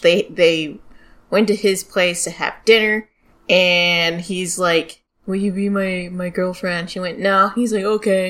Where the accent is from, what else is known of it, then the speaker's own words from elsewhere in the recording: United States; accent: American; Excuse my American accent.